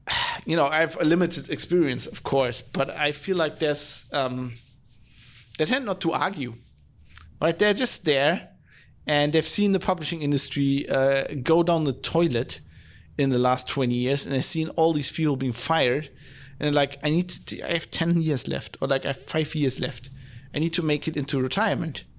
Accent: Duisburg, North Rhine-Westphalia, Germany; my hometown of Duisburg

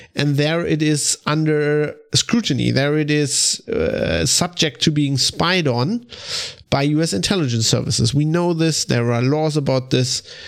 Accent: Germany; I'm from Germany

